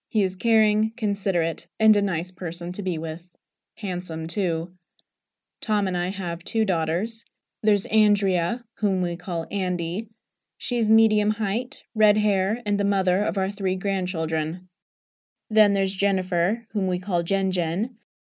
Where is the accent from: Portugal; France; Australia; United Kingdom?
United Kingdom; Surrey, South East England; moved away as an adult; also born or lived in London / North Country (evacuated); now in Ozark, Missouri, United States; I was born on September fifth, nineteen thirty-three, in Saint James Hospital in Bedlam, London. In London, we lived in the bottom flat of a three-story house, and we lived there until I was almost six years of age.